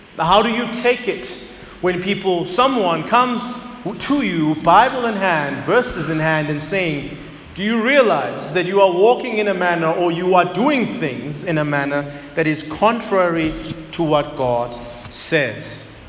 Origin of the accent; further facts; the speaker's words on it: Zululand, KwaZulu-Natal, South Africa; moved away as an adult; now in Johannesburg, South Africa; I had lived my entire life, about 21 years, in KZN. I was always surrounded by my people, the Zulus. I grew up in Zululand.